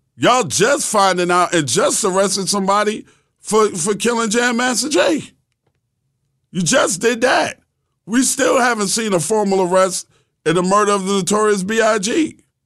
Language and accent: English; New York, United States; I'm from New York